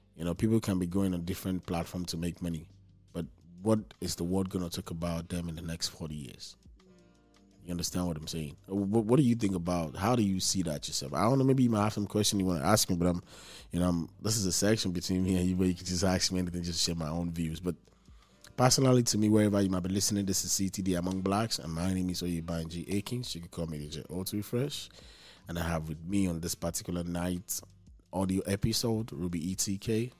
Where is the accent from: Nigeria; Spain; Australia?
Nigeria; now in Houston, United States; I'm from Nigeria